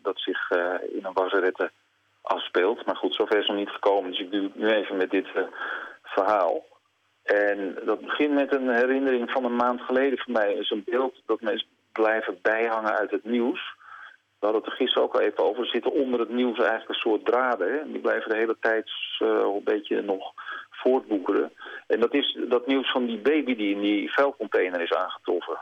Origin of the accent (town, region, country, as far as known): Netherlands